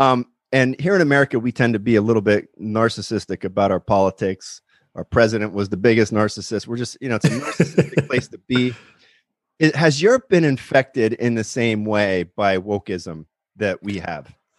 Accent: Pennsylvania, United States; moved away as an adult; also born or lived in Nashville; now in Los Angeles, United States; I grew up in Pennsylvania. I'm in, I'm in Los Angeles now

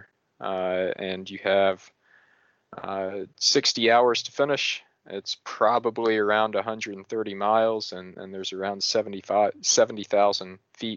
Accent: Tennessee, United States; near my home where I grew up in Tennessee

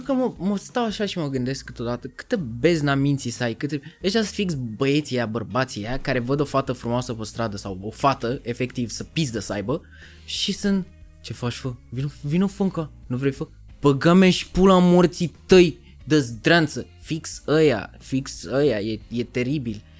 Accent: Romania; accent: heavy Eastern European accent in English; moved away as an adult; also born or lived in England; eu am accent când vorbesc în engleză, nu am prins de British accent, vorbesc bine, mă exprim bine, doar că am accentul greoi de prusnac.

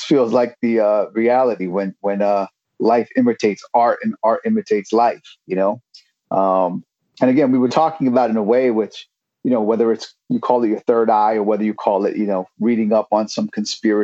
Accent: New York City, New York, United States; now in Bay Area, United States; growing up in New York City and in Brooklyn, especially

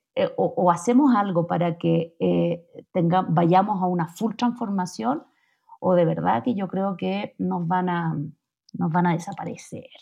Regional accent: Chile; moved away as an adult; now in Mexico City, Mexico; yo cuando me vine de Chile a México

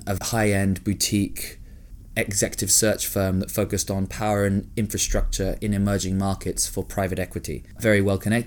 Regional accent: Hong Kong; moved away; I grew up in Hong Kong, which was cool, massively, again, privileged.

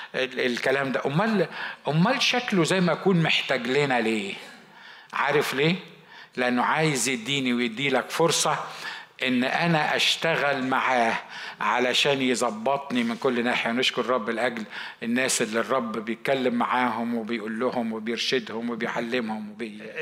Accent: Egypt; moved away as an adult; now in United States; عندنا في مصر

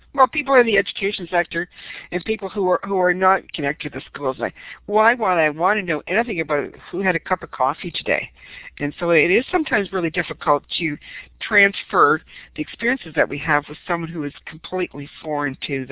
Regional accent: St. Catharines, Ontario, Canada; I'm from St. Catharines, Ontario

